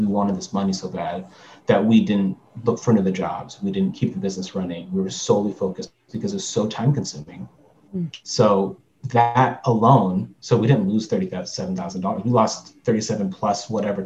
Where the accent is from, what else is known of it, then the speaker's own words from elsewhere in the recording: Long Beach, California, United States; I'm from Long Beach